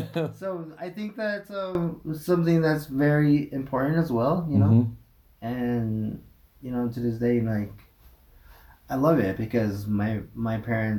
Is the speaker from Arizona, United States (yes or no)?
yes; Arizona, United States; I'm originally from Clagato, Arizona. … which is given to me by my mother and my father, who are the Blackstreet clan and Water Edge.